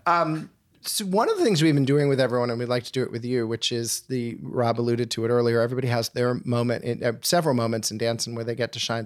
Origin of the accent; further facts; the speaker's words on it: Winnetka, Illinois, United States; I'm from Winnetka